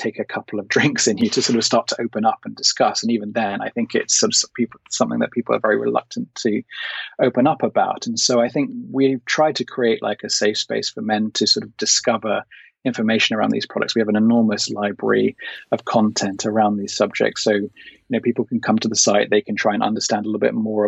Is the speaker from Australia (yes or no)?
no; United Kingdom; as a Brit